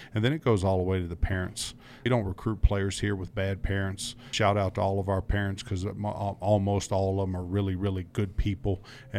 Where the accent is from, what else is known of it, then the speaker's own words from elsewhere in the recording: Charlottesville, Virginia, United States; Yeah, John, I grew up outside of Charlottesville, Virginia. Too much about Virginia early in the show. But grew up in the shadows of the University of Virginia's football program in the George Welsh heydays there.